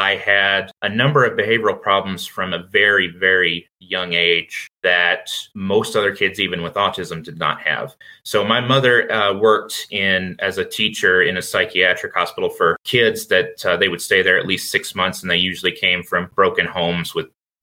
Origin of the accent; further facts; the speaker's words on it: Virginia, United States; I was born in Virginia in 1997